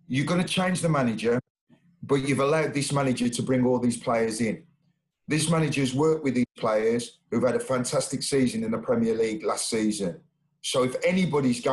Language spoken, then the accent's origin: English; Sheffield, Yorkshire and the Humber, United Kingdom; I'm from Sheffield